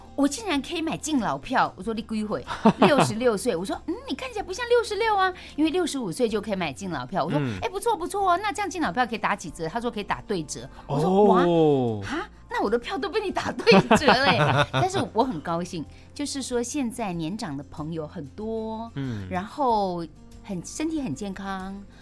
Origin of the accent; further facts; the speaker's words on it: Keelung, Taiwan; 我从小在基隆长大，